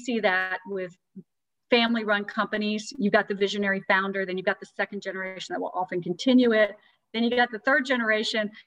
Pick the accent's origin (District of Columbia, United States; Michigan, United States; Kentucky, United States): District of Columbia, United States; Washington; also born or lived in Eastman, Georgia; I'm from Eastman, Georgia, a small town where we were founded. The company was founded. But we moved when I was a year old. My dad got elected to Congress. I grew up in Washington, D.C.